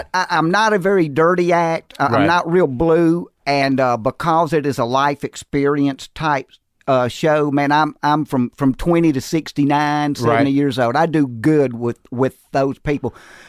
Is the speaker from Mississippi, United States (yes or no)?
yes; Jackson, Mississippi, United States; also born or lived in Andalusia, Alabama; But by the time I was a preschooler, we had made it to Jackson, Mississippi.